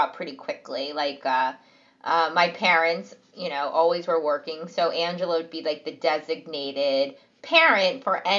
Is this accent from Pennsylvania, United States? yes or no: yes; Pennsylvania, United States; They found a suburban white Jewish community right outside Philadelphia to raise their children.